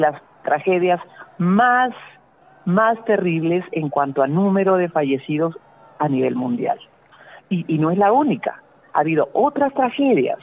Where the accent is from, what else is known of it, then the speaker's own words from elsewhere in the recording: Arequipa, Peru; como arequipeños hagamos ese último esfuerzo